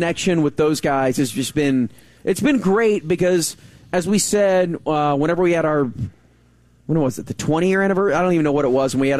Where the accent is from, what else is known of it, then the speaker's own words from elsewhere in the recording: Arlington, United States; this girl that I grew up with in Arlington.